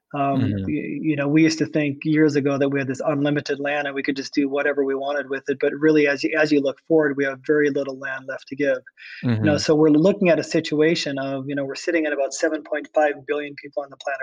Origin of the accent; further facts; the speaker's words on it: Iowa, United States; I was born in Iowa, and I was born in an area which is completely devoid of large forests and marshes